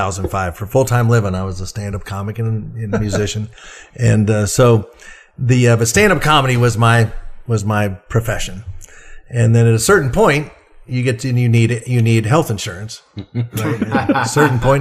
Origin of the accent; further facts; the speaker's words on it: Kentucky, United States; I knew as much as anybody growing up in Kentucky knew